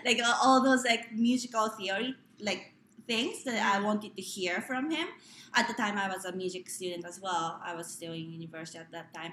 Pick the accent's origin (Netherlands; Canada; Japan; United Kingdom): Japan; born or raised there; English is a second language; moved away